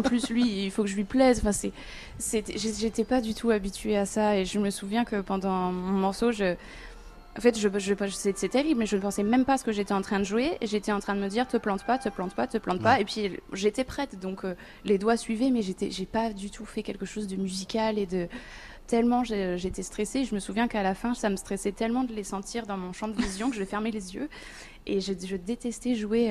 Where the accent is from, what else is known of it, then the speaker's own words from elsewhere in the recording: Amiens, Hauts-de-France, France; moved away as an adult; j'ai eu de la chance de grandir dans cette ville